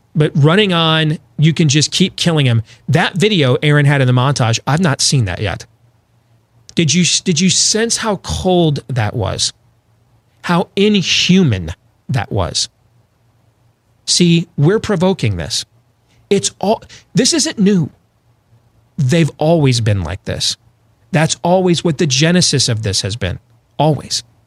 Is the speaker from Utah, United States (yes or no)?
no; Iowa, United States; my home state of Iowa